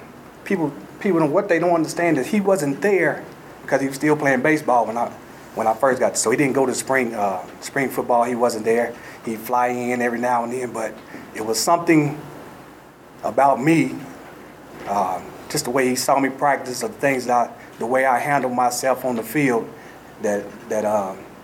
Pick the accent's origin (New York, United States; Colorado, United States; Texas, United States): Texas, United States; moved away as an adult; now in Boulder, United States; I'm from Texas